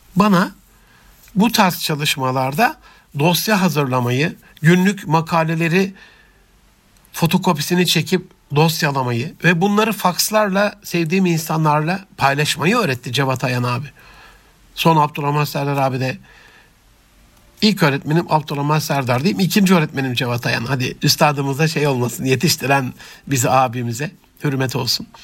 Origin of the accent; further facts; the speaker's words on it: Antep, Gaziantep, Turkey; also born or lived in Rize (ancestry, Çayeli); Rize göçmeni Antepli bir kardeşinizin